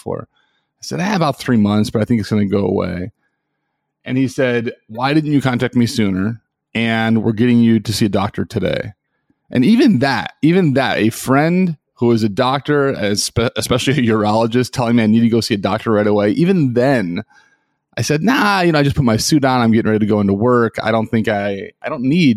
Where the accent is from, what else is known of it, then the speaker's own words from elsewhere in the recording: Chicago, Illinois, United States; moved away as an adult; also born or lived in Washington, D.C. / New York City; I'm from Chicago originally